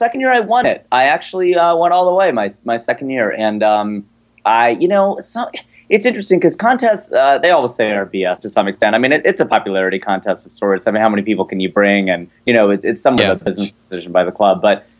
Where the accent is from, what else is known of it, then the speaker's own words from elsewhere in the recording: Cincinnati, Ohio, United States; moved away as an adult; I turned 30. That's what happened, man. I born and raised in Cincinnati. I turned 30.